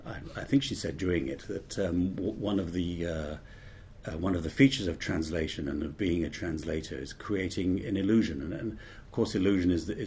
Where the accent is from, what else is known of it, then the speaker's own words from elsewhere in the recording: Buenos Aires, Argentina; born there; I was born in Buenos Aires as well